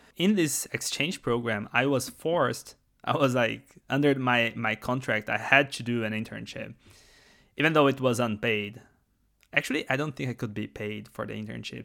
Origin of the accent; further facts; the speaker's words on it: Brazil; first language Portuguese; English is a second language; moved away; English is not my first language. That's because I am actually from Brazil, and we talk Portuguese in Brazil.